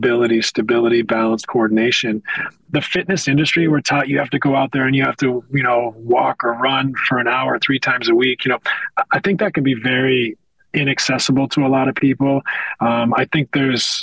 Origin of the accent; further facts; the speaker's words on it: west coast of Canada, Canada; I'm a kid from the West Coast of Canada.